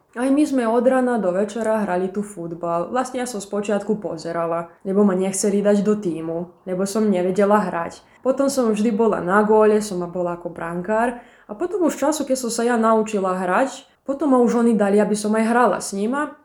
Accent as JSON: {"language": "Slovak", "town": "Padina", "region": "Vojvodina", "country": "Serbia", "also_born_or_lived": "Bački Petrovac", "said": "keď som sa vrátila z Bačského Petrovca do Padiny"}